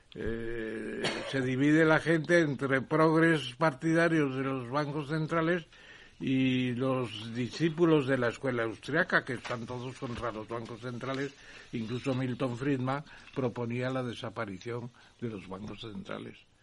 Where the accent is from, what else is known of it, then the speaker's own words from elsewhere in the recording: Spain; Y soy el único español que está en el patronato de la casa de Hendel en Londres